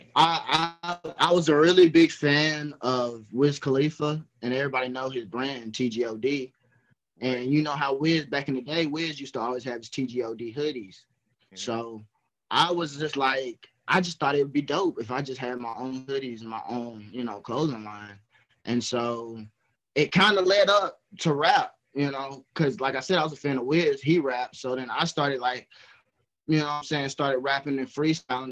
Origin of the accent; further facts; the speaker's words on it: Somerville, Alabama, United States; I'm from Somerville, Alabama